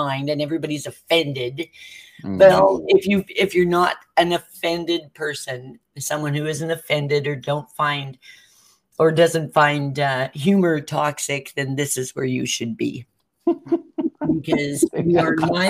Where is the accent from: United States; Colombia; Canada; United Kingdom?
Canada; I'm Canadian